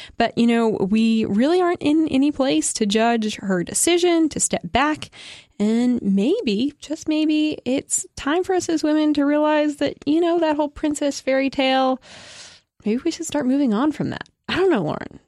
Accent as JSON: {"language": "English", "country": "United States", "said": "as an American"}